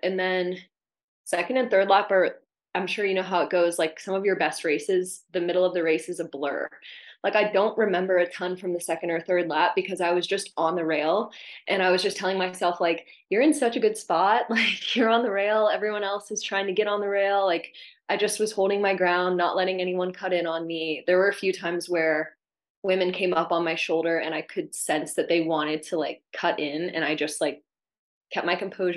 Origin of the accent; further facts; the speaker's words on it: Mississippi, United States; moved away as an adult; also born or lived in Florida; I grew up in Mississippi and went to the University of Florida